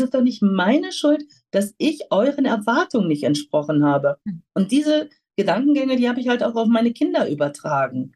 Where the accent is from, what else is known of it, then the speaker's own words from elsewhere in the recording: North Rhine-Westphalia, Germany; moved away as an adult; now in Rüthen, Germany; ich selber komme vom Niederrhein, auch mit Migrationshintergrund. Ah. Mein Vater ist Nordfriese, meine Mutter ist Kroatin, ah. aufgewachsen am Niederrhein.